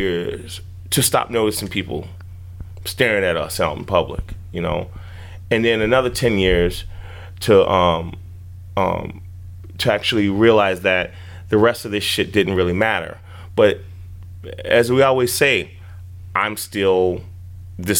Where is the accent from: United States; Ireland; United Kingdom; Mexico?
United States; Chicago, Illinois; growing up in Chicago